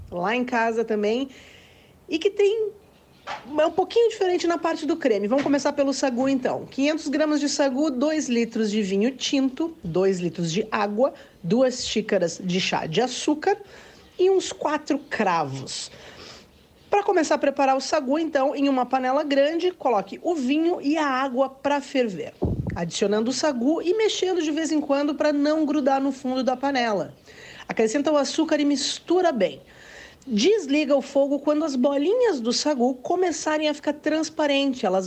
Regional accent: Caxias do Sul, Rio Grande do Sul, Brazil; moved away; also born or lived in São Marcos; Caxias do Sul, a minha cidade do coração. Nasci em São Marcos, mas ainda bebê, já fui para Caxias do Sul, onde eu tenho as minhas lembranças de infância, lembranças de adolescência. Meus pais moram em Caxias do Sul

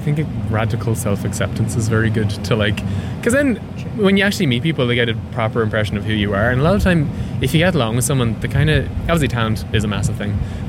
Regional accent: Ireland; now in London, United Kingdom; I'm from Clonus and I love it. It's a fabulous place. But it's like a wee town of 1,000 people. So when I was growing up there

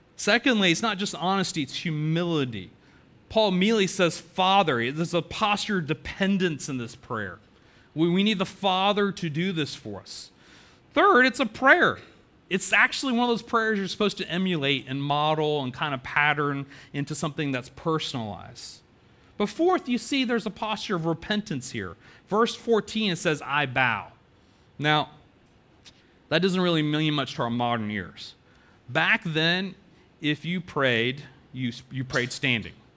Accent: Chapel Hill, North Carolina, United States; I was so excited to come back home and plant a church in downtown

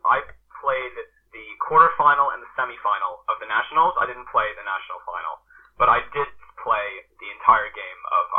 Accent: Canada; moved away as an adult; now in St Andrews, United Kingdom; So being Canadian, we start on the ice about conception.

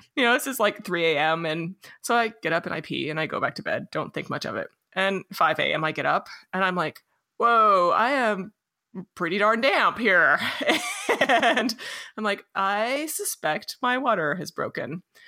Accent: Los Alamos, New Mexico, United States; I grew up in Los Alamos, New Mexico

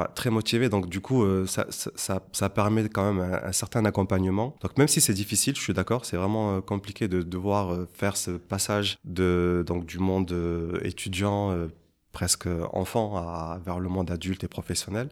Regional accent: Avignon, Provence-Alpes-Côte d'Azur, France; moved away as an adult; now in Luxembourg; je suis originaire en fait d'Avignon, qui se situe pas loin de Marseille

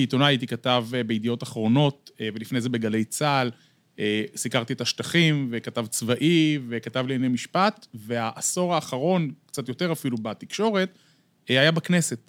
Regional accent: Bat Yam, Tel Aviv District, Israel; נולדתי בעיר, גדלתי בעיר, אני דור שלישי בבת ים

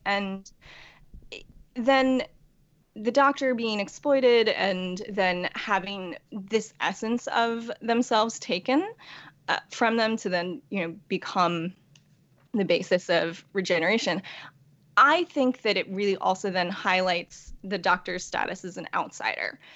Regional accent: New York, United States; also born or lived in Korea; I was born in Korea and adopted as a baby uh, by white parents in New York. And so I, I really don't know Korea at all

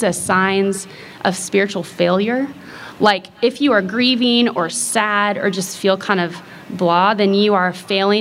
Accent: Kansas, United States; I grew up in Kansas

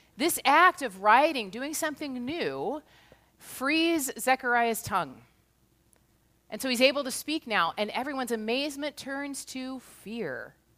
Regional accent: United States; also born or lived in Kirkland, Washington; As an American

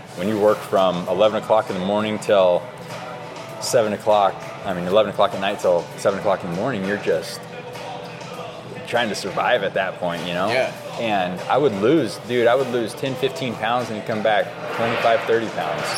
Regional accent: Oregon, United States; being born and raised in Oregon

